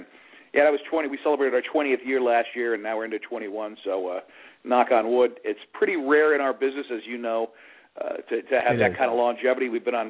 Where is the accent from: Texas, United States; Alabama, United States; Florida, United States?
Florida, United States; South; also born or lived in New York; even though I was born in New York, I grew up here in South Florida